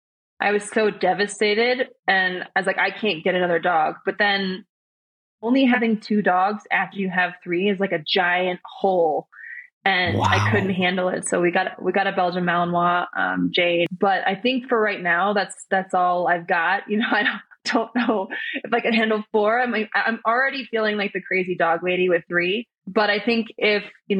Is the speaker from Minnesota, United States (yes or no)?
yes; Minnesota, United States; we grew up together in Minnesota